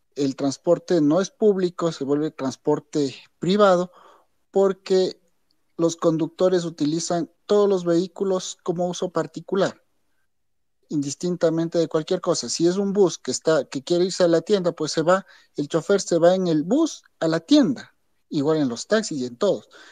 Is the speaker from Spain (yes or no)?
no; Quito, Pichincha, Ecuador; la cultura que tenemos nosotros como quiteños o como ecuatorianos